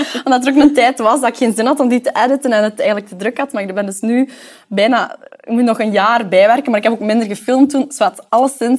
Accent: Temse, Flanders, Belgium; moved away as an adult; now in Antwerp, Belgium; ik ben eigenlijk afkomstig van Temse, Sint-Niklaas

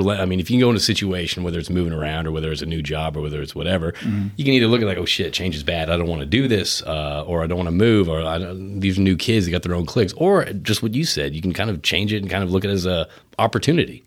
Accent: Connecticut, United States; now in Texas, United States; I grew up in Connecticut

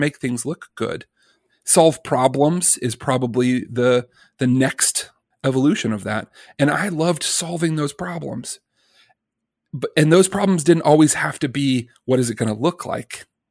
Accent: Birmingham, Alabama, United States; I'm a kid from Birmingham, Alabama

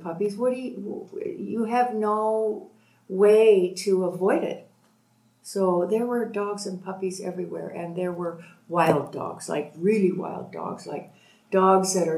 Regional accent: Toronto, Ontario, Canada; moved away as an adult; also born or lived in Boulder, Colorado, United States; now in Mexico; I'm from Toronto and still Canadian

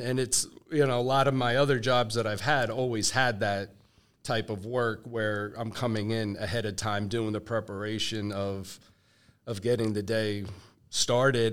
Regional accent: New Jersey, United States; moved away as an adult; also born or lived in Raleigh, North Carolina; I was born and raised in New, in New Jersey.

